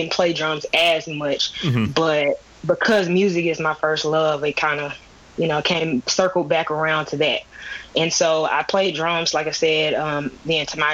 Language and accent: English; Birmingham, Alabama, United States; moved away as an adult; now in Atlanta, United States; I'm from Birmingham, Alabama. I currently live in Atlanta, Georgia